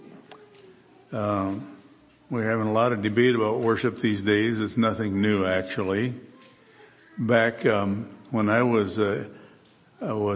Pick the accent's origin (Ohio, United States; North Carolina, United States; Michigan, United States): Michigan, United States; moved away as an adult; also born or lived in Kansas; I grew up in Michigan and I've pastored in Kansas for 10 years